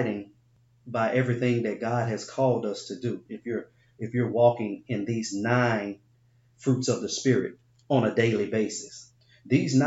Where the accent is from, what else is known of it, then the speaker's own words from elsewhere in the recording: Binghamton, New York, United States; I grew up in Binghamton